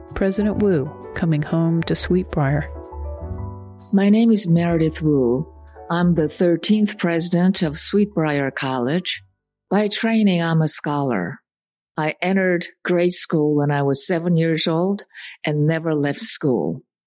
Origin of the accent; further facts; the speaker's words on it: Seoul, South Korea; moved away; When I was growing up in Seoul, I had a lot of relatives